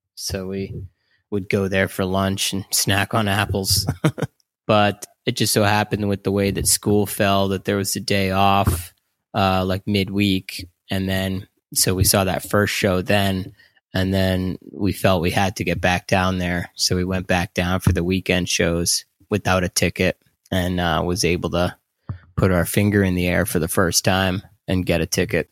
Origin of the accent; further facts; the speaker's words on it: Hollis, New Hampshire, United States; moved away as an adult; also born or lived in Vermont; I was born in Hollis, New Hampshire, and stayed there for the first eighteen years of my life.